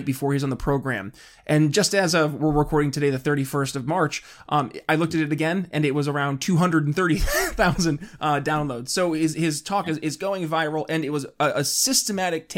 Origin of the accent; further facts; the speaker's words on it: New York, United States; moved away; my home state originally of New York